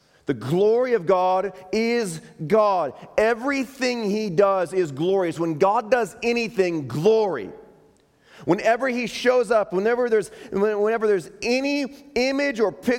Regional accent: Chicago, Illinois, United States; moved away; That's my hometown. That's where we moved here from

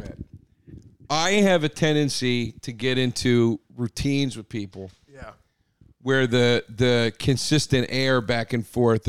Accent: Collegeville, Pennsylvania, United States; Phoenixville is the town next to the town I grew up in. I grew up in Collegeville, or sometimes it's called Trap.

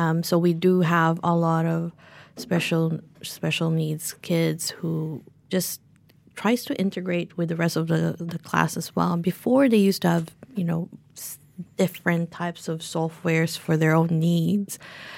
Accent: New Zealand; tell everyone that we're from New Zealand. We bring in some Whitaker's chocolate

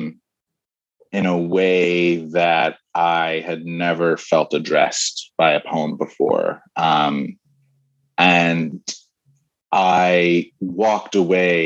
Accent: New Jersey, United States; I'm from New Jersey

